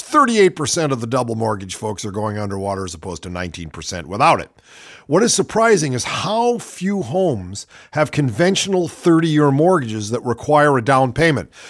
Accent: Ohio, United States; I'm from Ohio

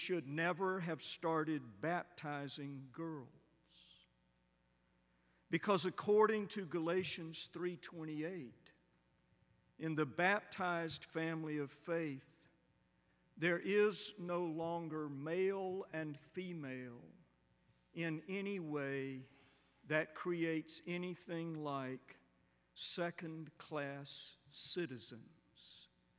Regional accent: Macon, Georgia, United States; I was born in 1955 in Macon, Georgia

